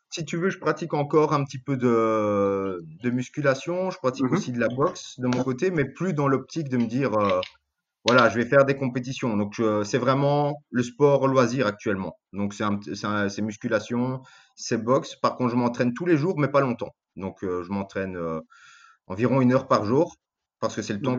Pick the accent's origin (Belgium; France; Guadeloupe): Belgium; je suis belge d'origine grecque